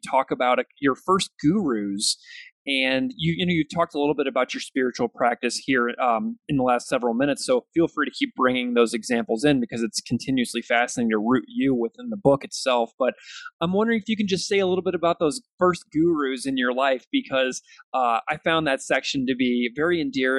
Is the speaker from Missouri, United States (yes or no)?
yes; St. Louis, Missouri, United States; I'm a Missouri boy, so I grew up in St. Louis looking at that river that you're talking about all the time.